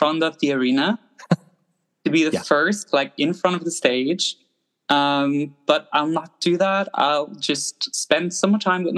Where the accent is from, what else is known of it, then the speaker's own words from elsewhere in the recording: southwestern Germany, Germany; now in Berlin, Germany; I am actually from Germany. I'm from a boring little town in the southwestern part of Germany. It's actually pretty close to the French border